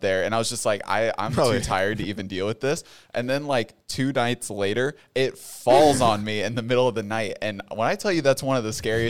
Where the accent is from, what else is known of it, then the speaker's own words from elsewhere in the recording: Australia; I'm Australian.